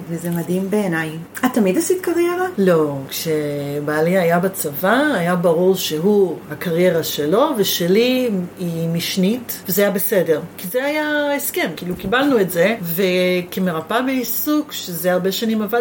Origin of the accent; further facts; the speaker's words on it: Givat Brenner, Central District, Israel; also born or lived in Netzer Sereni; שנולדתי בקיבוץ. אוקיי. Okay. נולדתי איזה? בקיבוץ גבעת ברנר